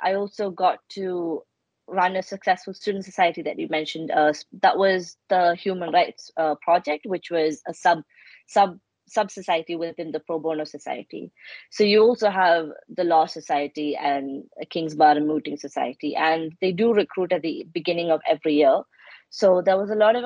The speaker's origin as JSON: {"language": "English", "country": "India", "tie": "born or raised there", "moved": "as an adult", "lives_now": "United Kingdom", "said": "I grew up in India"}